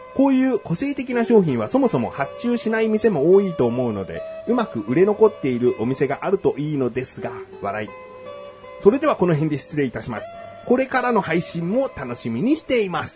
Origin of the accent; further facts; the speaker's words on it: Yokohama, Kanagawa, Japan; 横浜市民としたら